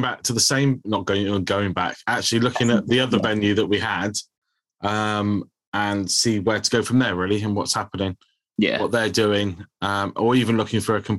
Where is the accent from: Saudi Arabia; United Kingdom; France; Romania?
United Kingdom; Bridgwater, South West England; Anthony came to Bridgewater, to my hometown